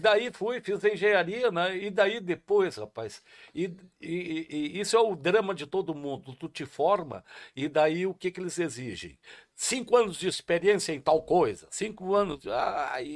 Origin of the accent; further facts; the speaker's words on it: Taquara, Rio Grande do Sul, Brazil; also born or lived in Rio Pardo; eu sou nascido em Taquara e tenho o maior carinho por Rio Pardo também, por ser registrado lá nessa terra tão querida